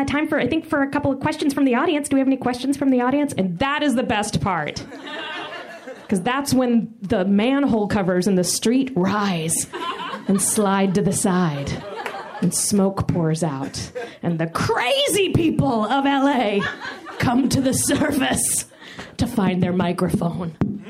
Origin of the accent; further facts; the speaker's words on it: Florida, United States; I am from Florida.